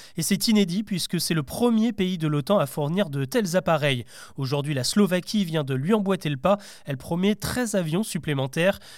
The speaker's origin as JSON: {"language": "French", "country": "France", "said": "chez nous en France"}